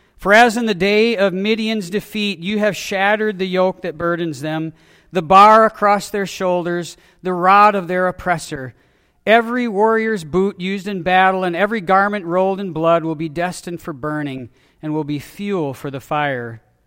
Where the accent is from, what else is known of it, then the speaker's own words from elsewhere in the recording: Wisconsin, United States; I was born in Wisconsin. I grew up in Wisconsin